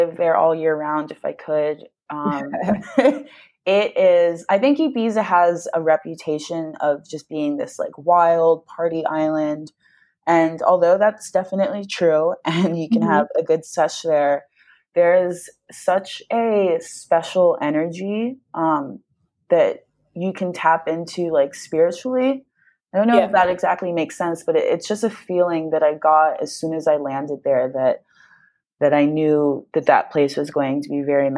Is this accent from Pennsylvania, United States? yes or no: yes; near Philadelphia, Pennsylvania, United States; moved away as an adult; now in San Diego, United States; I grew up in like near Philly, so I was used to like a city life, cold weather